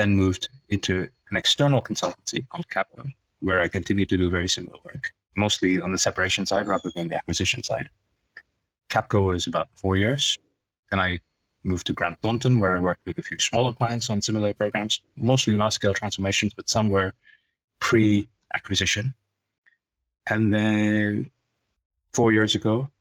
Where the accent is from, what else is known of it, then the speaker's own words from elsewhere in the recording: Tanzania; moved away; I'm originally East African Asian. So I was born in Tanzania